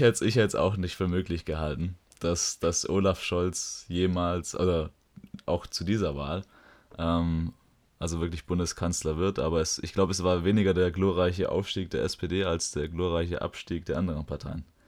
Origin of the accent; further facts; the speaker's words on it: Metzingen, Baden-Württemberg, Germany; komme ich aus Metzing, wie der Herr schon gesagt hat. Hier bin ich aufgewachsen